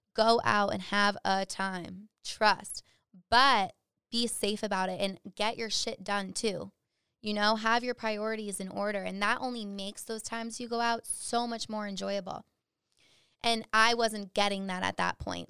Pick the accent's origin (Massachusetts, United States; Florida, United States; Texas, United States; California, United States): Massachusetts, United States; Dudley; I am from Dudley, Massachusetts, central Mass, super small town